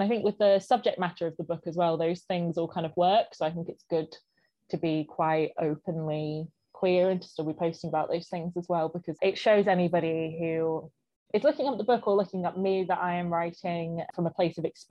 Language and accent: English; Blisland, South West England, United Kingdom; also born or lived in St Austell; I was born in St Austell, actually, in St Austell Hospital, but I grew up in Blisland, which is North Cornwall, so just on the edge of Bodmin Moor as well